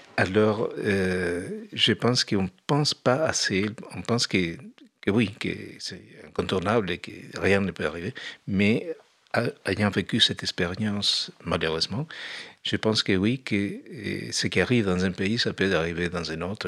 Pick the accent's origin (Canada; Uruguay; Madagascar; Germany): Uruguay; moved away as an adult; now in France; quand je suis parti de l'Uruguay. Je suis parti quand ça s'installait la dictature